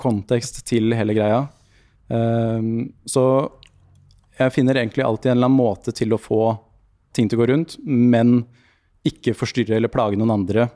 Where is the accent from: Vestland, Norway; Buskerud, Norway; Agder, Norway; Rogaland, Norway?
Buskerud, Norway; Lier; moved away; also born or lived in Drammen / Oslo; Jeg vokste opp i Lier med mye fin skog og natur